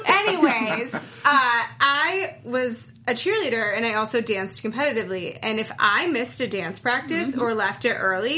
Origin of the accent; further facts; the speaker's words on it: upstate New York, United States; moved away; also born or lived in Weehawken, New Jersey; I am from the East Coast. I'm from upstate New York, and I lived in New York City for a while, and actually... I didn't really live in New York City. I lived in Jersey